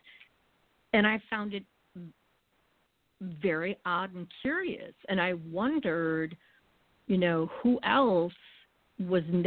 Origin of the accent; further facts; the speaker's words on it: New England, United States; having been born and raised in New England